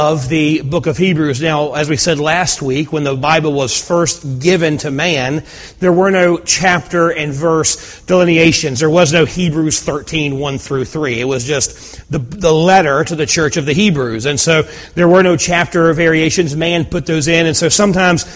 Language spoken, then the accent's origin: English; United States; we as American Christians